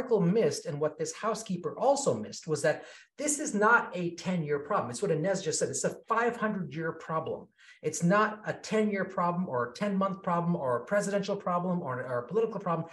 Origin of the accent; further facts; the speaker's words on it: Kenya; I was born in Kenya.